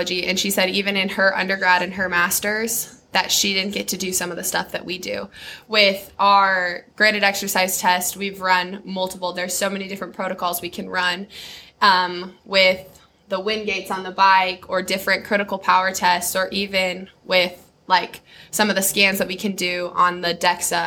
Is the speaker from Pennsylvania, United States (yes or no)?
no; Colorado, United States; moved away as an adult; now in Kansas, United States; I'm originally from Colorado.